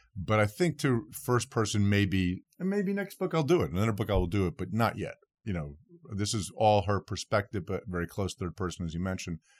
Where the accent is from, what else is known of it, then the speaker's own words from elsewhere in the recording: New Jersey, United States; my home state of New Jersey